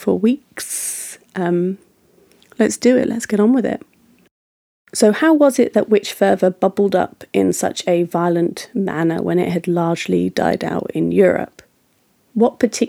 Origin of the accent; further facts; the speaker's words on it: United Kingdom; As a Brit